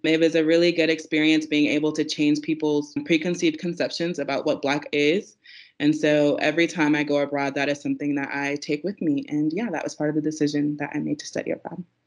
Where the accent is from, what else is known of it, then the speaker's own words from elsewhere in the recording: South Carolina, United States; moved away as an adult; also born or lived in Texas / Korea; I'm originally from South Carolina